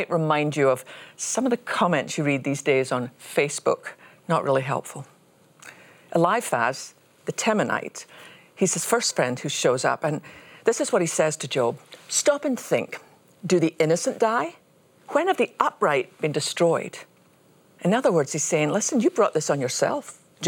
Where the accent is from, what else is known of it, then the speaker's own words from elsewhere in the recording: Scotland, United Kingdom; since I was a little girl growing up in Scotland